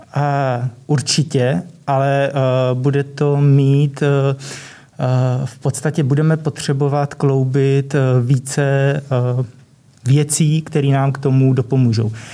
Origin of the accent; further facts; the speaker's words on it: Vysočina Region, Czechia; nižší polohy na Vysočině, odkud pocházím